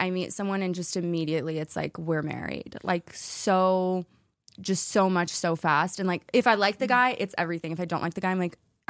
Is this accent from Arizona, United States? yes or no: yes; Arizona, United States; born or raised there